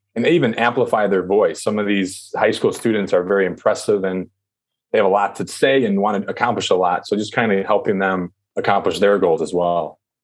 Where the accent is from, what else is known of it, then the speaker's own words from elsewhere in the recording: United States; also born or lived in China; I'm American.